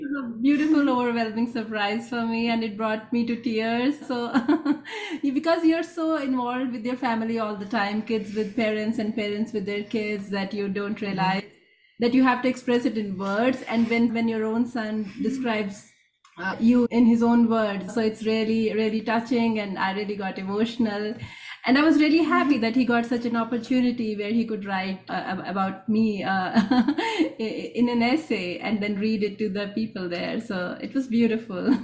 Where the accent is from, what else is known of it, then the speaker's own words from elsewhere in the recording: India; moved away as an adult; now in United States; I was born and brought up in India